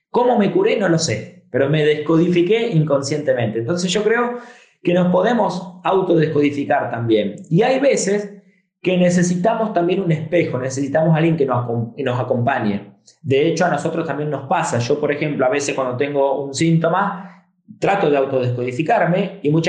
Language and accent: Spanish; Argentina; also born or lived in Spain; después, a mis 11 años, me vine a vivir a Argentina yo nací en Argentina, me fui a España y a los 11 años regreso a Argentina